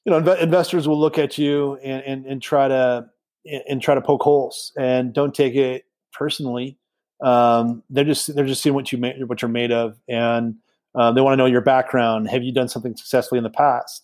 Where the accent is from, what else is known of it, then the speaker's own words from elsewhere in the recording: Canada; as a Canadian